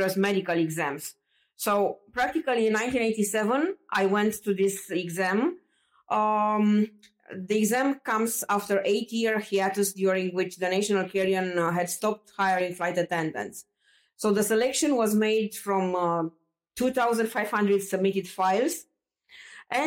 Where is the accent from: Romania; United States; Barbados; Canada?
Romania; now in Bucharest, Romania; I grew up in Romania. I was born 1 hour far away from Bucharest, but I moved in Bucharest after I turned 18 years old.